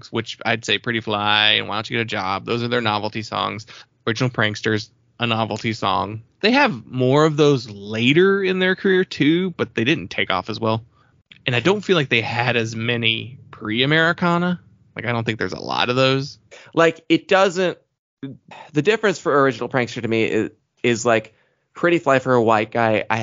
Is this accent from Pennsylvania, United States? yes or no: no; California, United States; I mean that probably just comes from growing up in SoCal and just being in Southern California your entire life.